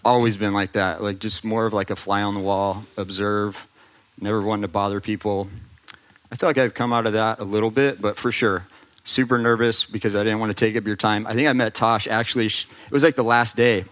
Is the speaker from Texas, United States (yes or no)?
yes; Austin, Texas, United States; moved away as an adult; also born or lived in California; I grew up in Austin